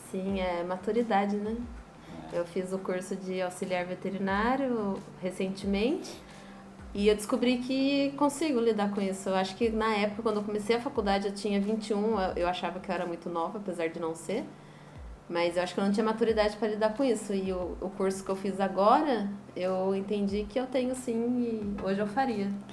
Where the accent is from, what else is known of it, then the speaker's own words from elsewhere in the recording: Taubaté, São Paulo, Brazil; moved away as an adult; now in São Vicente, Brazil; Eu sou de Taubaté, interior de São Paulo